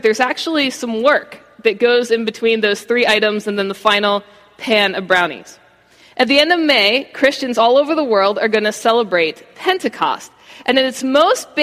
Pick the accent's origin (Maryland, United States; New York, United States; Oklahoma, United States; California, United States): Maryland, United States; Baltimore; now in Florida, United States; I grew up in Baltimore. That's all I've known for the vast majority of my life.